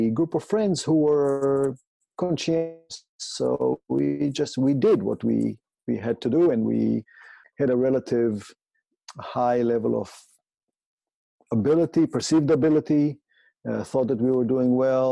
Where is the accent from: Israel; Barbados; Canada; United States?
Israel; I grew up in Israel, went to the public system there